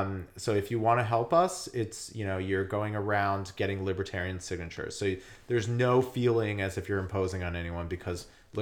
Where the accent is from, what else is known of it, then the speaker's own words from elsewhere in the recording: Monsey, New York, United States; there was a Hanukkah party in Muncie, New York, which is a suburb that I grew up in Rockland County, which is about 20 miles outside the city, or 30 miles outside the city.